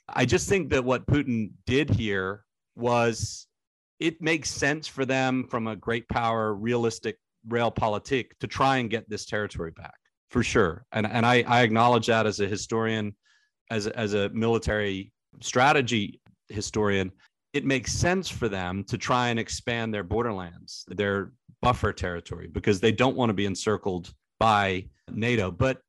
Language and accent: English; United States; what kills me as an American